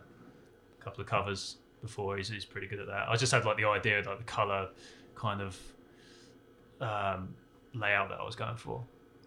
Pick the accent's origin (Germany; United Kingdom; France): United Kingdom; Portsmouth, South East England; now in United States; well, I'm originally from a town called Portsmouth in south coast of England. Been in America for about 3 years, but I've been coming back and forth for about 10 years now.